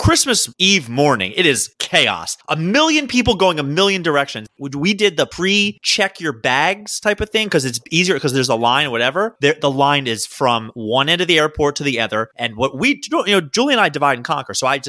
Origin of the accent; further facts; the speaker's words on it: Baltimore, Maryland, United States; I'm from Baltimore.